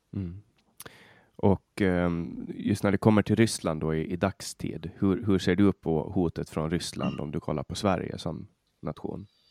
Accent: Finland; jag är finsk medborgare och känner mig som finsk för att jag har alltid varit underställd den finska statens lagar.

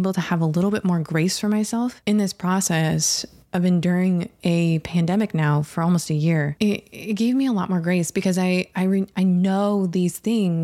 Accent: Harbor Springs, Michigan, United States; I grew up, I was born in Harbor Springs, Michigan.

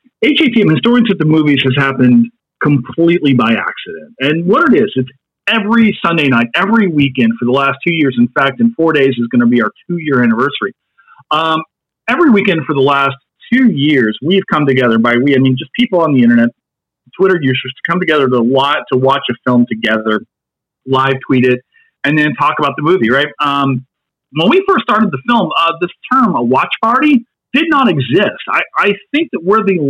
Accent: Kentucky, United States; I'm from Kentucky.

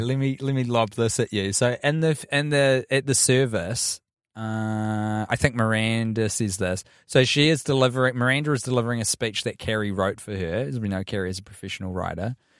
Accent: New Zealand; And as a New Zealander

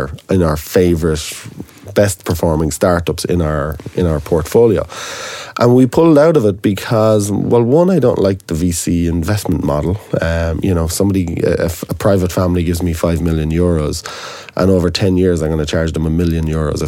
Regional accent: Ireland; as an Irishman

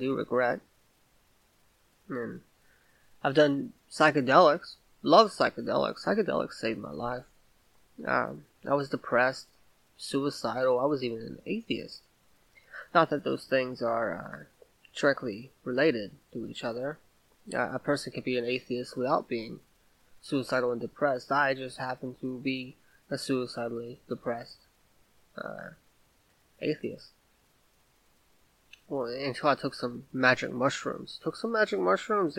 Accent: Vidor, Texas, United States; now in Louisiana, United States; I grew up in Texas, a small town, a small, mostly white town called Vidor, Texas.

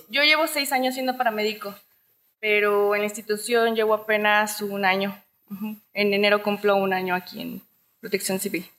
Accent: Buenavista, Michoacán, Mexico; Yo soy de Buenavista, municipio de Sinapecuaro

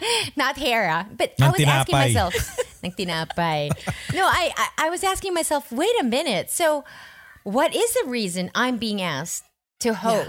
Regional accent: Philippines

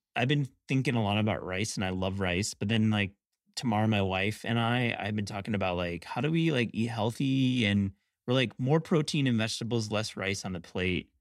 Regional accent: Kalamazoo, Michigan, United States; I grew up in Kalamazoo

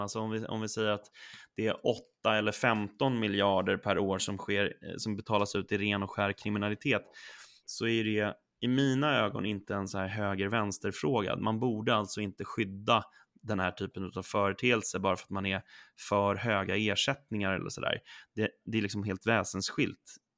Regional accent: Sollentuna, Stockholm County, Sweden; now in Stockholm, Sweden; jag är uppväxt i Sollentuna, norr om Stockholm, och jag bor nu inne i Stockholm

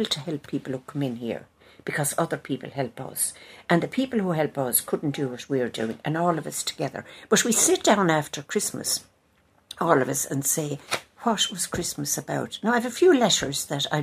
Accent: Tipperary, Munster, Ireland; moved away; I come from Tipperary

